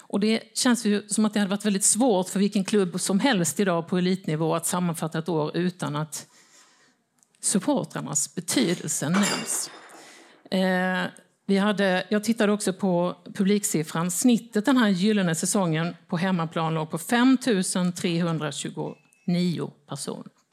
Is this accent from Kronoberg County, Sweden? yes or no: yes; Växjö, Kronoberg County, Sweden; moved away as an adult; now in Malmö, Sweden; Jag flyttade hit 1988 och då hade jag gått på fotboll mycket i min hemstad Växjö